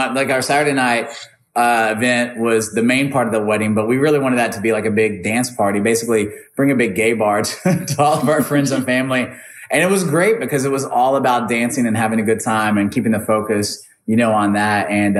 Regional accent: Arlington, Texas, United States; I was actually born in Arlington, Texas, just outside of Dallas, and then pretty much have lived here

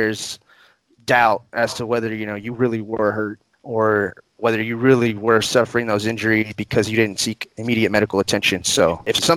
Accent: Odessa, Texas, United States; also born or lived in Houston, Texas; I'm a lifelong Odessan, been here my entire life

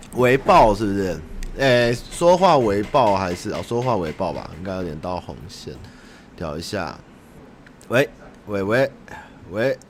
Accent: Taipei, Taiwan; 我小时候在台北，比如说那时候中华商场都还在的时候

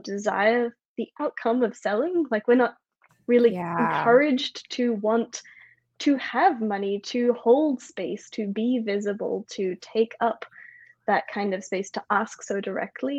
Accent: Australia; also born or lived in United States; now in France; I'm in France, I'm an Australian, I didn't culturally grow up American, I spent a long time there

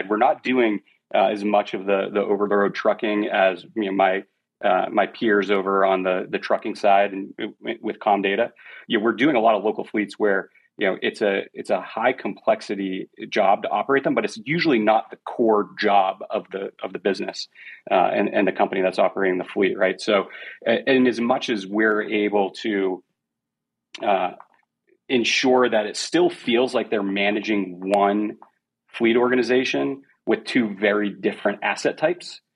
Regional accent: New England, coast of Maine, United States; I grew up in New England on the coast of Maine

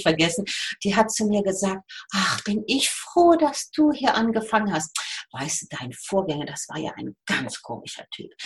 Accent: Rhineland, Germany; accent: Rhineland; moved away as an adult; now in Switzerland; ich bin Rheinländerin, man hört's, äh, wohne seit 36 Jahren in der Schweiz

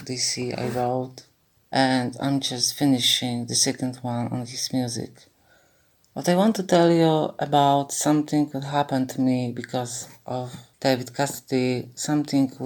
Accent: Warsaw, Masovian Voivodeship, Poland; I'm 58 old from Warsaw, Poland.

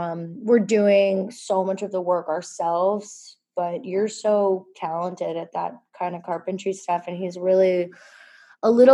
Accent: Halifax, Nova Scotia, Canada; also born or lived in Massachusetts, United States; we moved here when I was a young child, when I was six

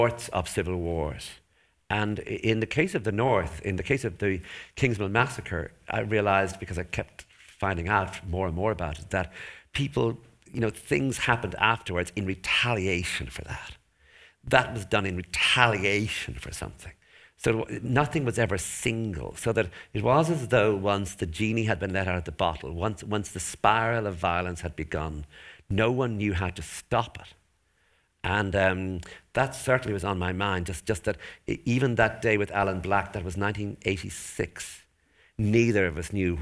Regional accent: Enniscorthy, Leinster, Ireland; because I'm from Enniscorthy

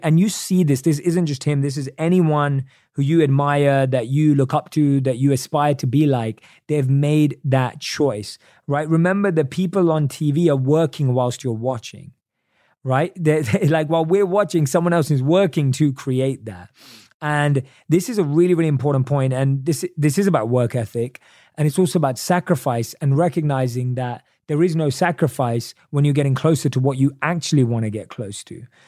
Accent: United Kingdom; accent: British English; my British English accent

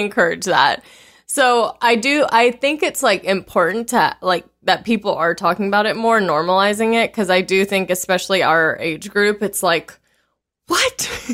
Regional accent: the South, United States; growing up in the South

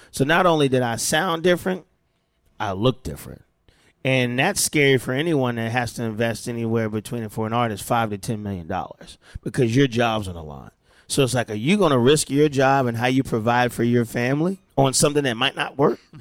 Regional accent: Delaware, United States; moved away; how I grew up in Delaware, we were the black family and a white family here, Mexican family here

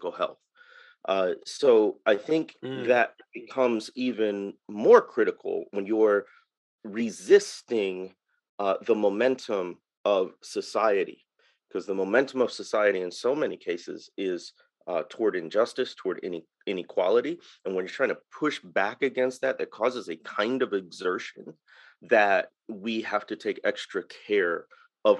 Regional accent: Waukegan, Illinois, United States; born or raised there; moved away as an adult; now in Mississippi Delta, United States

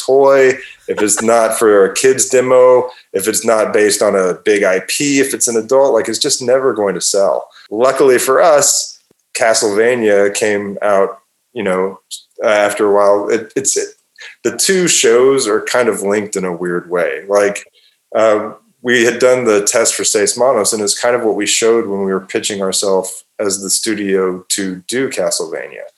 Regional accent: Texas, United States; I grew up in Texas in the 80s

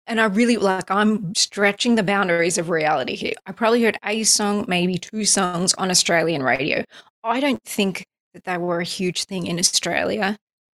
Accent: United States; I'm an American artist

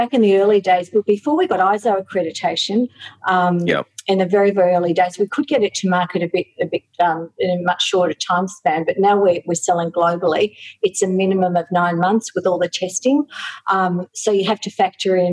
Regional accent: Australia; I, as an Australian, I can really understand the needs of Aussies

